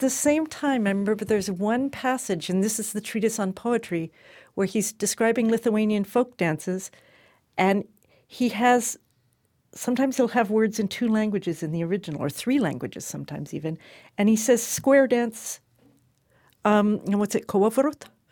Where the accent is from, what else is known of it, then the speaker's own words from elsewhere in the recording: California, United States; I grew up in California and for me, that's my native realm.